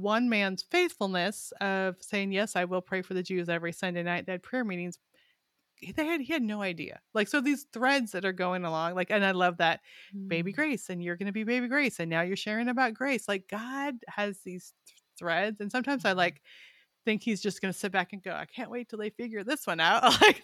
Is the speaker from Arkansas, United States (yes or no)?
yes; Arkansas, United States; And we're from Arkansas, but we're going to be there.